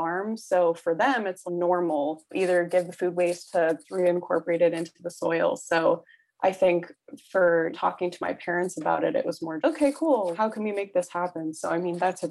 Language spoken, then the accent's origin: English; mid-state New York, United States; moved away as an adult; I'm from New York, not the city. I'm from mid-state New York. I used to call it upstate